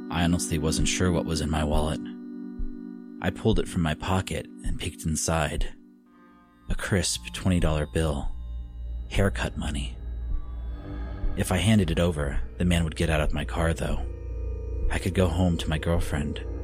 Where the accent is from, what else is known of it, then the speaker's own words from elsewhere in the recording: Oklahoma, United States; All of them near my hometown in Oklahoma.